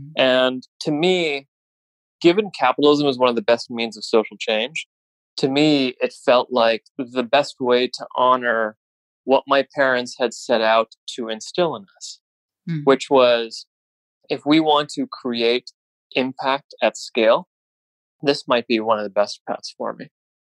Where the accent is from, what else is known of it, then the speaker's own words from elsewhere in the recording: California, United States; born there; I was born in California, moved around a lot as a kid.